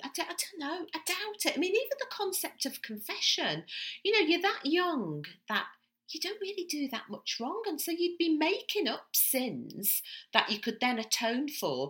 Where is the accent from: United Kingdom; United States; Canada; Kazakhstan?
United Kingdom; Liverpool, North West England; But growing up in Liverpool, around about this time, because where I lived, I mean, God, and I went to a Catholic school, like most of my friends were Irish Catholic.